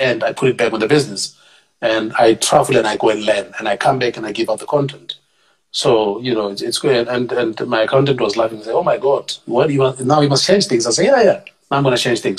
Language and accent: English; Tembisa, Gauteng, South Africa; I'm a township boy through and through. I'm from Tembisa